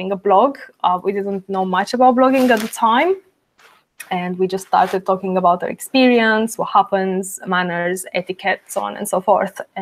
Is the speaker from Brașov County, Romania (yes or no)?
no; Bucharest, Romania; moved away as an adult; also born or lived in England; I am Romanian born. So I'm originally from Bucharest, Romania, but I moved to England when I was 18.